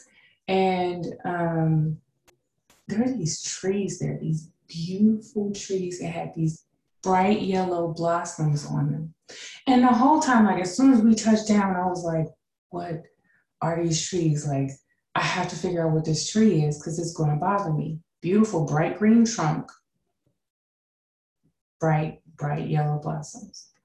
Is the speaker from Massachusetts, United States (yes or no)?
no; Tucson, Arizona, United States; moved away as an adult; also born or lived in California / Kansas City, Missouri; now in San Antonio, United States; I lived there until I was about 10 or 11. And then my parents moved us to Tucson, Arizona.